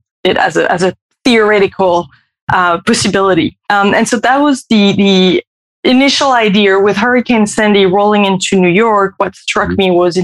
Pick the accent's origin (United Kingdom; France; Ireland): France; moved away as an adult; also born or lived in California, United States; now in Paris, France; I am French. I've been living in the US, primarily in California for the past 15 years, but we've just resettled in France for a year.